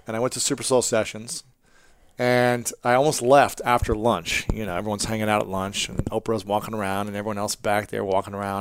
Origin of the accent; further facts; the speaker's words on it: Ohio, United States; I'm from Ohio